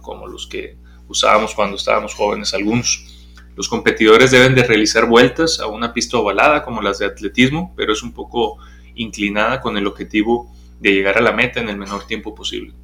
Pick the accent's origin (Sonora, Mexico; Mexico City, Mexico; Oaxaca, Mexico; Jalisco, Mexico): Sonora, Mexico; moved away; allá en Sonora, pues es otro tipo de, deportes, los que practicamos o vemos desde chiquitos